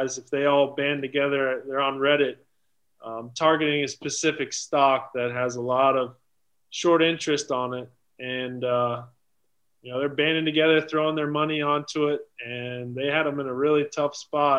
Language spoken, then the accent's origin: English; Cincinnati, Ohio, United States; I'm from Cincinnati, obviously, where I play